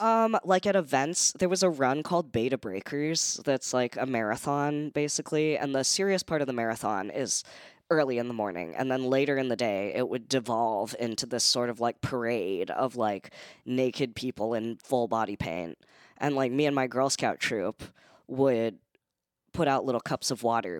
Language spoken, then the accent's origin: English; San Francisco, California, United States; moved away; It was really fun to grow up in.